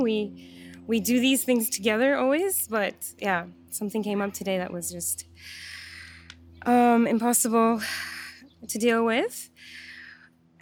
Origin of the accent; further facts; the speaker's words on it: Istanbul, Turkey; moved away as an adult; also born or lived in Vancouver, Canada; now in Montreal, Canada; So I was born and raised in Istanbul, in Turkey. And when I was 19, I went to school in Vancouver.